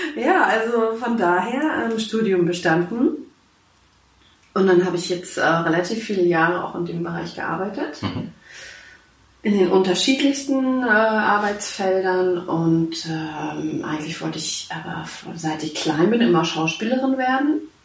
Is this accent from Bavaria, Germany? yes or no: no; Schwerin, Mecklenburg-Vorpommern, Germany; Ich bin gebürtige Schwerinerin. Ich komme mhm. aus Schwerin, genau.